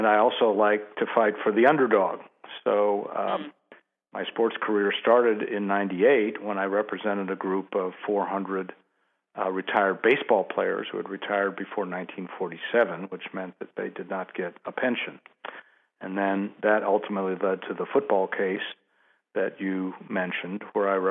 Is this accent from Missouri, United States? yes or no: yes; St. Louis, Missouri, United States; I'm from St. Louis, so St. Louis is a very strong sports town, and when I was growing up, baseball was particularly strong